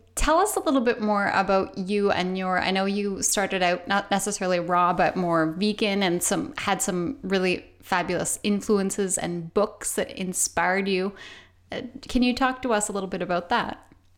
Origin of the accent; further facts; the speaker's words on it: Canada; I'm Canadian